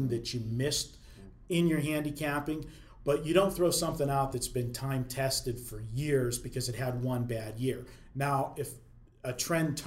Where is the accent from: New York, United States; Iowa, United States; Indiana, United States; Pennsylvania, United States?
Pennsylvania, United States; moved away; the state of Pennsylvania, where I was from